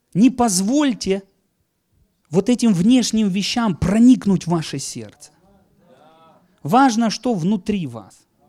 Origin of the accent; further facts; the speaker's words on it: Donetsk Oblast, Ukraine; я из Донецкой земли сейчас